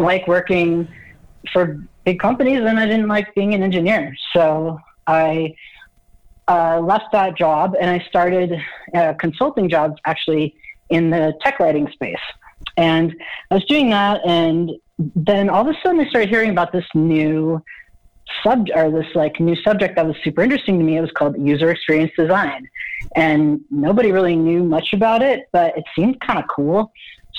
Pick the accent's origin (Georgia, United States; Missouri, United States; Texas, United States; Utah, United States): Utah, United States; I'm from Utah